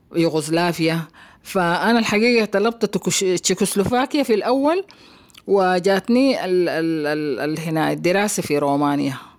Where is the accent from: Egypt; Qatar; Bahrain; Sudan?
Sudan; Khartoum; moved away as an adult; also born or lived in Romania; نشأتي في الخرطوم